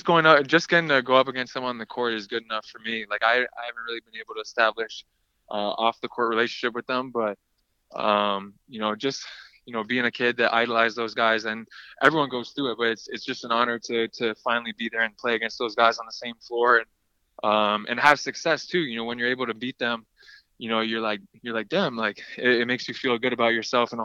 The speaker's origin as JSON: {"language": "English", "country": "Canada", "said": "we're both Canadian, we're both Lithuanian"}